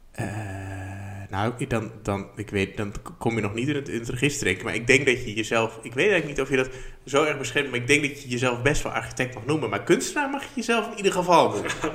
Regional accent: Barneveld, Gelderland, Netherlands; in Barneveld, waar ik vandaan kom

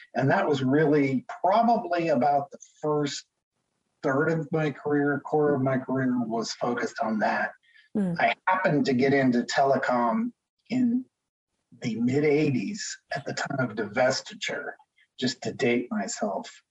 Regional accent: Connecticut, United States; moved away as an adult; also born or lived in Boston area / Maine / Washington, D.C.; now in Seattle, United States; I grew up in Connecticut

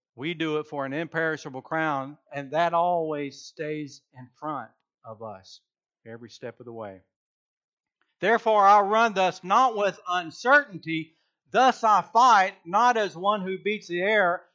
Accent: Georgia, United States; I am from Georgia

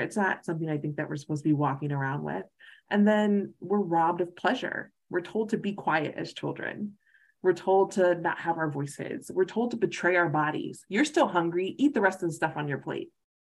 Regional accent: the South, United States; And I'm a recovering Baptist, so I'm from the South. I used to be in church every Sunday and Wednesday

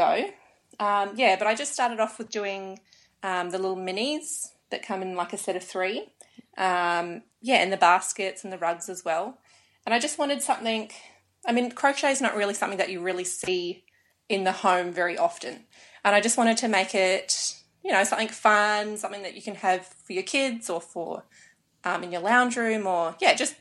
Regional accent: Australia; I was born in Australia.

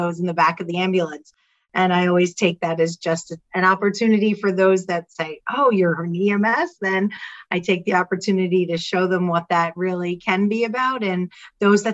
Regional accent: New Jersey, United States; I come from Jersey, if you can't tell by my accent

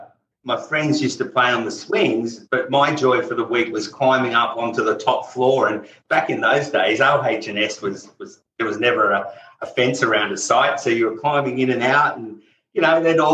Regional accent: Sydney, New South Wales, Australia; Grew up out in a suburb called Castle Hill, which was out kind of back in those days.

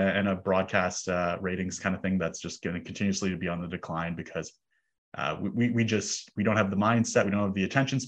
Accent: Toronto, Ontario, Canada; I grew up in Toronto

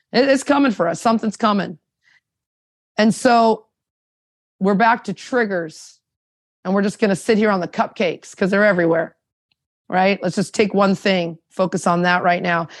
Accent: Anaheim, California, United States; moved away as an adult; also born or lived in Toronto; I'm from Orange County, California, Anaheim

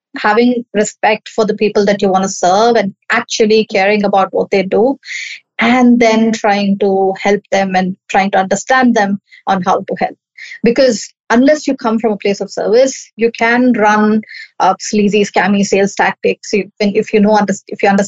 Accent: Chennai, Tamil Nadu, India; I'm from Chennai, India

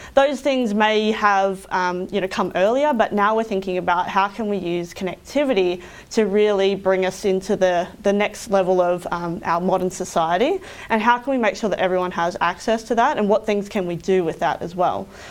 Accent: Roma, Queensland, Australia; I grew up in Roma, which is about six hours west of here.

